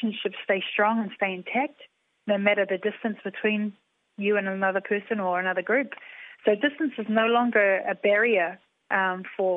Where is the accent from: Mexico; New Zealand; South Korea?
New Zealand; Taranaki; growing up in Taranaki, I learned all of this stuff through being in Taranaki and going back to our marae